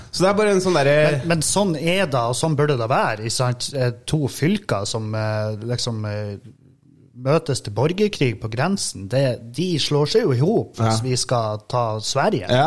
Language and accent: Norwegian; Meløy, Nordland, Norway; now in Trondheim, Norway; Jeg flytta fra Meløy til Trondheim.